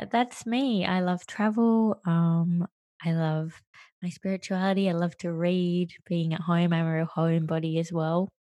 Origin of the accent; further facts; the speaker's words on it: Australia; first language English; also born or lived in Sri Lanka / Western Australia / New York; I was adopted and I grew up in Australia